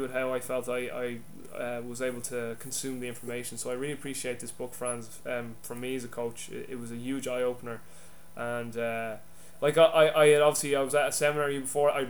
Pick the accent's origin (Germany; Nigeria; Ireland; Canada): Ireland; I'm Irish